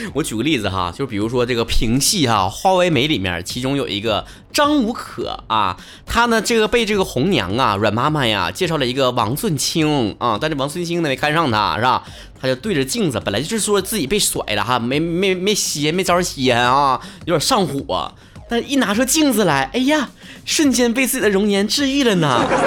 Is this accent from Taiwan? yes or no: no; Northeast China, China; 注册成我自己个人商标了啊